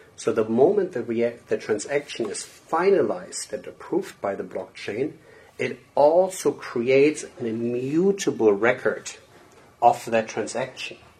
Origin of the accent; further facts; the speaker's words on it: Germany; moved away as an adult; now in United States; I'm born and raised in Germany, but I moved to the US about, oh my God, 20 something years ago.